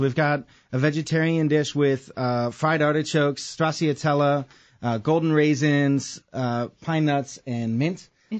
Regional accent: Wisconsin, United States; I'm from Wisconsin

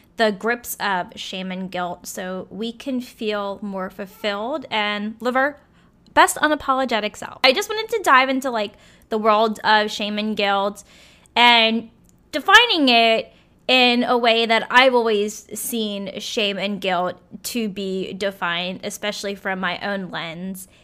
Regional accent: Virginia, United States; born or raised there; moved away

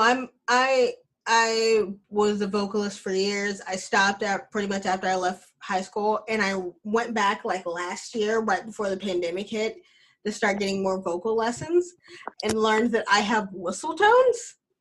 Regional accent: Alabama, United States; I'm from Alabama and we have a cousin that we call Earn

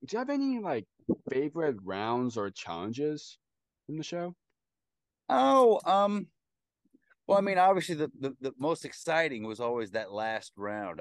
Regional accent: Nebraska, United States; moved away as an adult; also born or lived in Oklahoma / New York City; I grew up in Nebraska and a little bit in Oklahoma

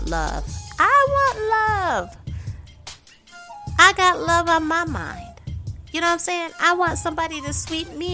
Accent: Syracuse, New York, United States; my hometown of Syracuse, New York

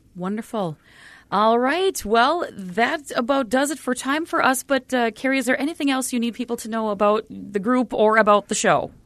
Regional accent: Duluth, Minnesota, United States; I'm from Duluth

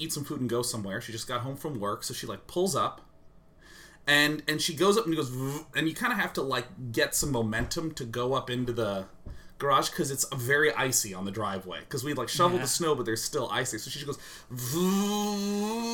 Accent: Kansas City, United States; I grew up in Kansas City that gets, like, really crazy weather

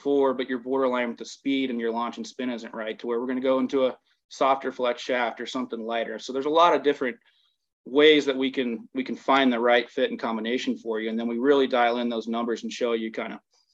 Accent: the South, United States; also born or lived in Minnesota; I'm being from the South

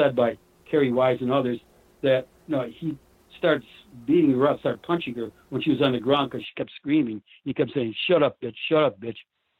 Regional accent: Auburn, New York, United States; But when they got to my hometown prison, they got to Auburn prison. I was born and raised in Auburn. I used to play handball against the wall.

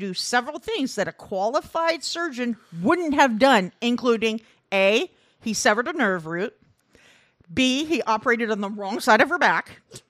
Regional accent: Midwest, United States; I grew up in the Midwest.

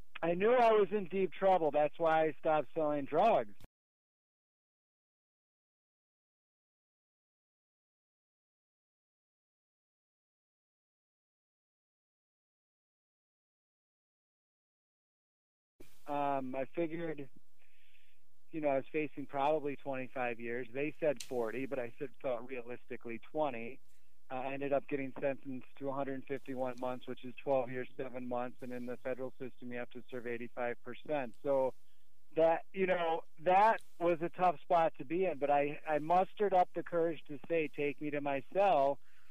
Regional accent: Milwaukee, Wisconsin, United States; also born or lived in Chicago, Illinois; I was moved back to Milwaukee, which is essentially where I grew up

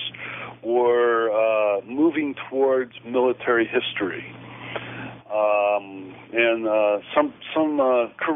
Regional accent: St. Louis, Missouri, United States; moved away as an adult; also born or lived in Kansas; I'm an old Midwesterner. I was born and raised in St. Louis.

